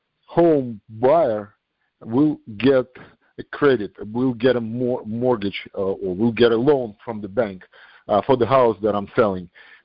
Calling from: New York, United States; I'm calling from New York

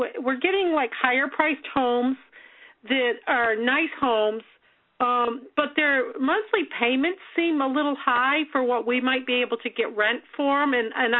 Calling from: Massachusetts, United States; from Massachusetts.

